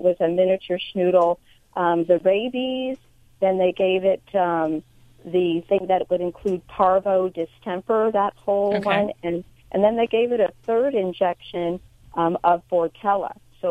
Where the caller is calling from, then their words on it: Central Coast, California, United States; I'm calling from the Central Coast in California.